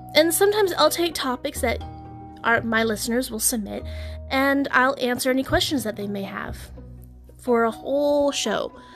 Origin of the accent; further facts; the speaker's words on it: Texas, United States; although I am from the South, I'm from Texas